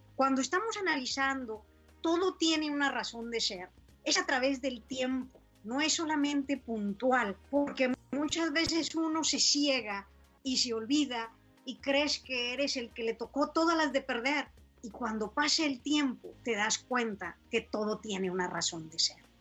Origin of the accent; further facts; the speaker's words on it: San Buenaventura, Coahuila, Mexico; moved away as an adult; also born or lived in United States; de haber dejado mi tierra querida. Esa la dejé desde los 18 años, San Buena